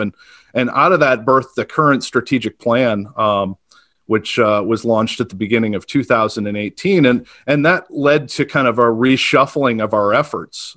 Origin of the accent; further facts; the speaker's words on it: Auburn, Maine, United States; I, I grew up in Auburn, Maine, uh, small town, a little, maybe forty miles north of, of Portland